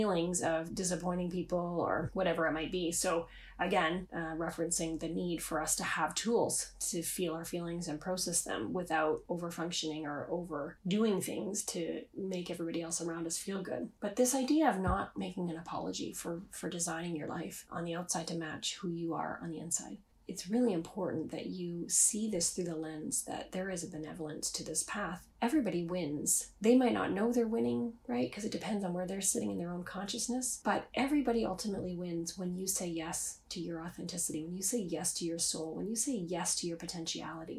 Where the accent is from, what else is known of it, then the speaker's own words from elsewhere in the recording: Canada; I'm Canadian